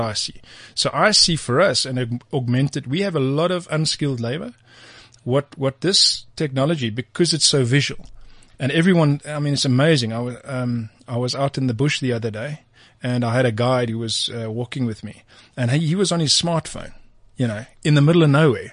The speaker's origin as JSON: {"language": "English", "country": "South Africa", "said": "as a South African"}